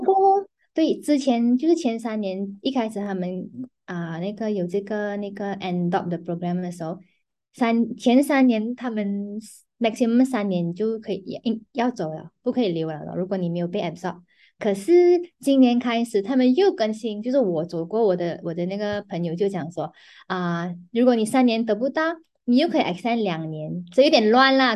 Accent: Penang, Malaysia; now in Petaling Jaya, Malaysia; 我是槟城人嘛，可是我现在currently在新加坡做工

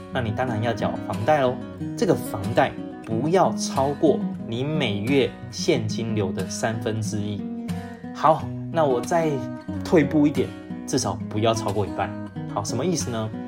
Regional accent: Taiwan; 我们台湾人

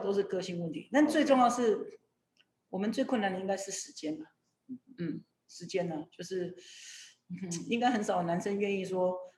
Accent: Kinmen County, Taiwan; 我从政的目的其实也是为我的家乡OK。为了金门

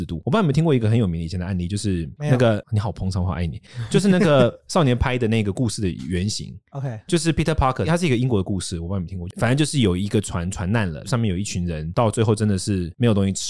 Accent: Taiwan; 我们刚刚展现出了我们台湾人的傲慢

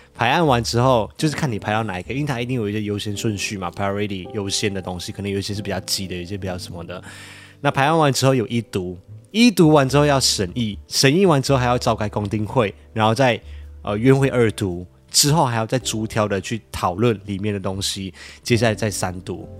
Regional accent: Malaysia; accent: Malaysian; now in Taiwan; 我是马来西亚人

